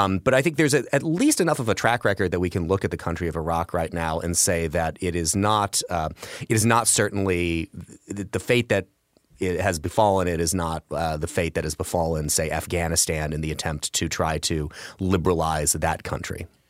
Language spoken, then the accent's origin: English; Illinois, United States; I'm from Illinois